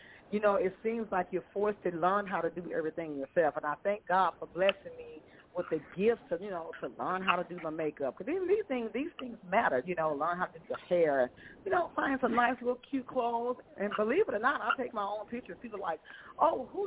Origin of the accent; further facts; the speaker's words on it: Los Angeles, California, United States; moved away as an adult; now in Mississippi, United States; I was born in Mississippi. But I was raised in Los Angeles, California. I moved back to Mississippi in my early 20s